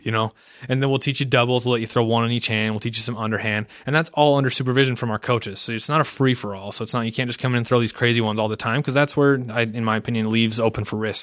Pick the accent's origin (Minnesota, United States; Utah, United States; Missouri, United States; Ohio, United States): Utah, United States; Ogden; also born or lived in Logan, Utah; home is Utah. I was born in Logan, Utah. Lived there for, like, two years of my life as a baby, and then was moved into, uh, Weber in Davis County. And so I've lived in Ogden most of my life